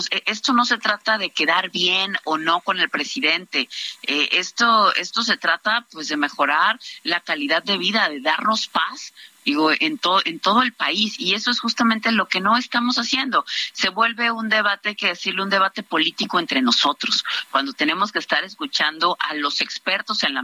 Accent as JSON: {"language": "Spanish", "region": "Veracruz", "country": "Mexico", "said": "Yo soy veracruzana y te puedo decir que en los momentos más complicados de inseguridad, seguridad en mi estado, la Marina y el Ejército son los que han sacado adelante mi estado."}